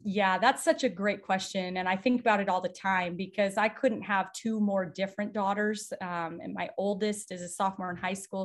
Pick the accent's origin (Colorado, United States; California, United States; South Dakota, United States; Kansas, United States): South Dakota, United States; moved away as an adult; now in Nebraska, United States; I grew up in a small town in South Dakota